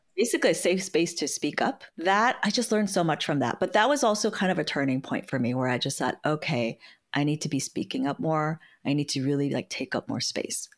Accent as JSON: {"language": "English", "town": "San Francisco", "region": "California", "country": "United States", "tie": "born or raised there", "said": "I was born and raised in San Francisco"}